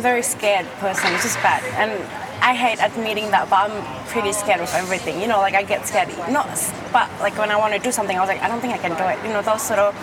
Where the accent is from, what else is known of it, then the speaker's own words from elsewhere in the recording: Indonesia; moved away as an adult; now in Australia; Originally Indonesia, but I've been here for 9 years